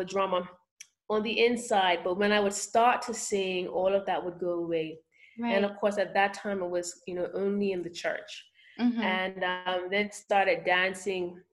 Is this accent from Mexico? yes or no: no; Bermuda; moved away as an adult; now in Nairobi, Kenya; growing up in Bermuda, I was shy because there was one mold to fit into